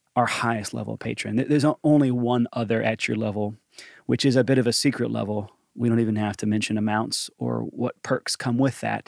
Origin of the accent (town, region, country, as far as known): Johnson City, Tennessee, United States; born or raised there; accent: Southern; moved away; also born or lived in Atlanta, Georgia / Nashville, Tennessee